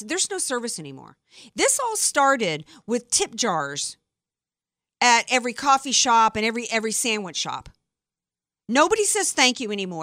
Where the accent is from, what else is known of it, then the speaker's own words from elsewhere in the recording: Deep South, United States; I'm from the Deep South.